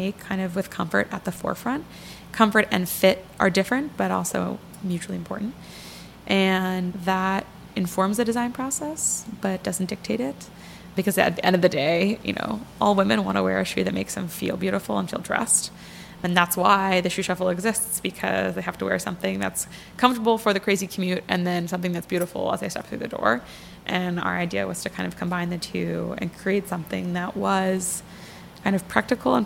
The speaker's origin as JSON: {"language": "English", "area": "just outside of Philadelphia", "region": "Pennsylvania", "country": "United States", "tie": "born or raised there", "also_born_or_lived": "Massachusetts", "moved": "as an adult", "lives_now": "New York, United States", "said": "I grew up just outside of Philadelphia"}